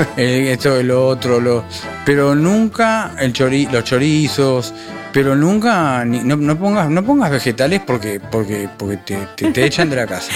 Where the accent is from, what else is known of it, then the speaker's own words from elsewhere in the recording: Uruguay; moved away; yo soy uruguayo y no soy argentino